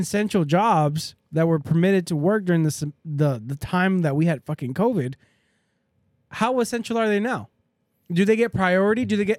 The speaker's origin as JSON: {"language": "English", "country": "United States", "said": "as an American"}